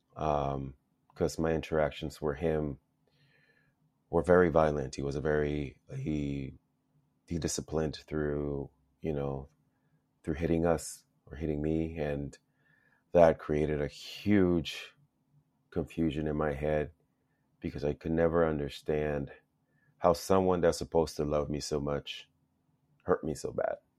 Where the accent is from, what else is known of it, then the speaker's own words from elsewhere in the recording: Los Angeles, California, United States; also born or lived in El Salvador; grew up in Los Angeles. went to school out in San Fernando Valley